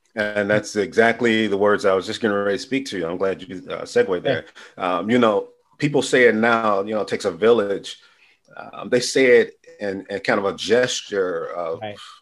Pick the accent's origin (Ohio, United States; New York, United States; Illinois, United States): Illinois, United States; Chicago; growing up as a youth on the west side of Chicago was cool because it was families